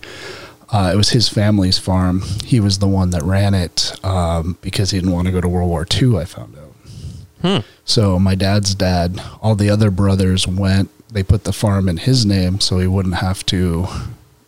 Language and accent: English; Delmar, New York, United States; moved away as an adult; now in Vermont, United States; I grew up in, Bethlehem, New York, Delmar specifically. Bethlehem's a town right south of Albany, New York.